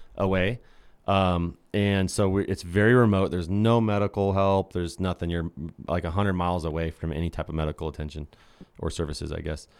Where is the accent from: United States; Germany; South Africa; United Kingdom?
United States; Idaho; We're from Idaho. There's only lakes here.